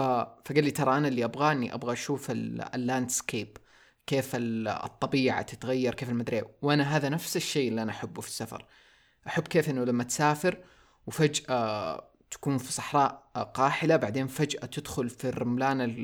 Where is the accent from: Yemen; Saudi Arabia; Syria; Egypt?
Saudi Arabia; also born or lived in Taif; عندنا في السعوديه